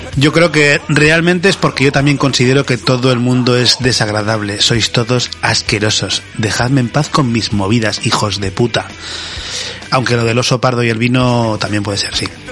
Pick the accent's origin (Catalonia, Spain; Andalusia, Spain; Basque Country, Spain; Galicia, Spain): Basque Country, Spain